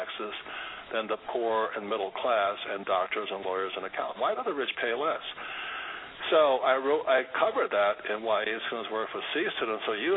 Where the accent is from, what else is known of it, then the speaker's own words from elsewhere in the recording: United States; I'm Japanese American